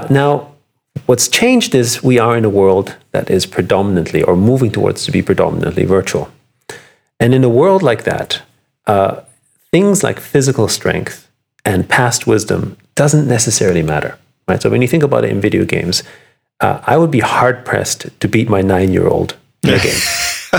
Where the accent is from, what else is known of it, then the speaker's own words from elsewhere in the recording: Vienna, Austria; moved away; I'm from, I grew up in Vienna. I was born in Vienna to musical parents